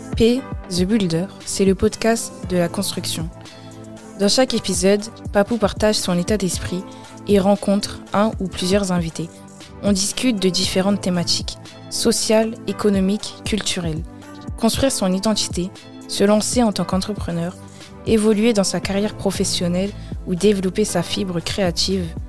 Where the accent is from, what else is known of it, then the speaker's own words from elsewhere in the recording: Belgium; moved away as an adult; now in Paris, France; Moi, je suis né en Belgique et j'ai euh, grandi en Belgique